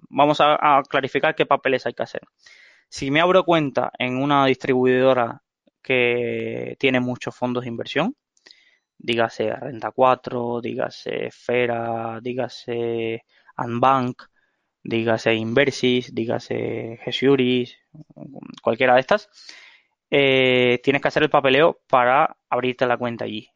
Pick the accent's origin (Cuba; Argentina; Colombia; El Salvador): Cuba; moved away as an adult; now in Spain; soy de Cuba, viví veinte años ahí